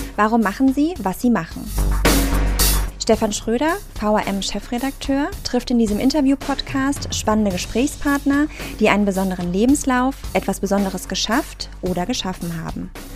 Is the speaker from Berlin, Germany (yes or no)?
no; Frankfurt, Hesse, Germany; meiner Heimatstadt, wo ich aufgewachsen bin, am Frankfurter Flughafen